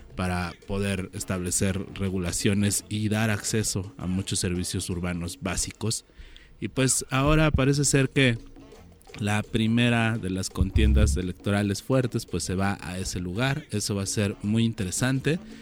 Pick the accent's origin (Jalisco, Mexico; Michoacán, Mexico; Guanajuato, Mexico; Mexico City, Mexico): Mexico City, Mexico; Chilango; nosotros como chilangos